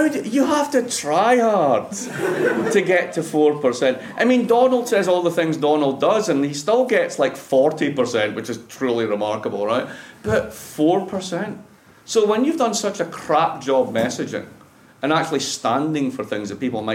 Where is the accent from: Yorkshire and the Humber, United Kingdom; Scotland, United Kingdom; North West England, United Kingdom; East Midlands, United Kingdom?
Scotland, United Kingdom; Dundee; moved away as an adult; also born or lived in Boston, United States; now in Providence, United States